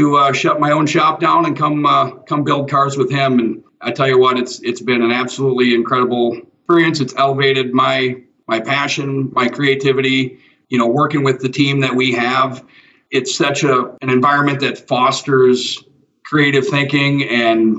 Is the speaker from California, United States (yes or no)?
no; Spring Green, Wisconsin, United States; I grew up in Spring Green, where Ringbrothers are at.